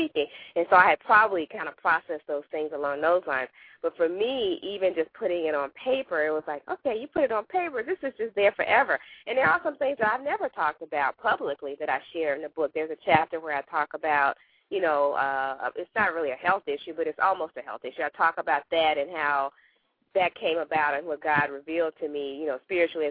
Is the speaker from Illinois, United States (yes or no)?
no; Arkansas, United States; now in Virginia, United States; I live in Virginia, but I'm from Arkansas